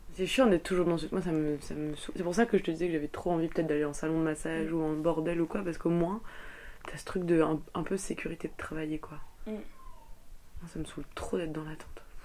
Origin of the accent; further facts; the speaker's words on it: France; now in Belgium; je suis française